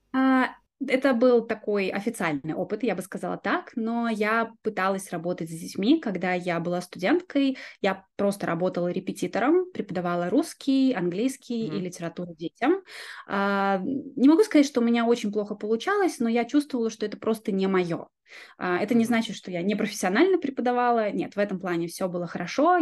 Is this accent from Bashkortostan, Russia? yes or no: no; Yeysk, Krasnodar Krai, Russia; я родилась на юге России, в маленьком городе. Я думаю, что даже не все жители России его знают. Называется город Ейск